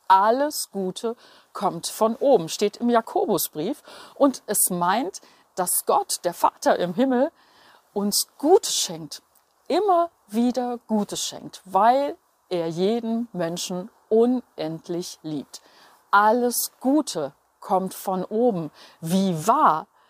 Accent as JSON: {"language": "German", "region": "Berlin", "country": "Germany", "tie": "born or raised there", "said": "Ich bin aufgewachsen in Berlin-Steglitz direkt an einer mehrspurigen Straße."}